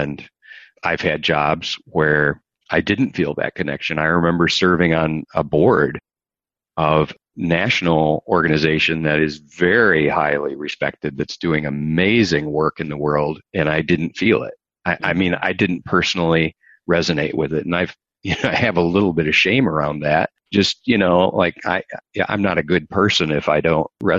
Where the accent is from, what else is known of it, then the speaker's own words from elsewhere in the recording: Michigan, United States; you and I come from Michigan, huge auto country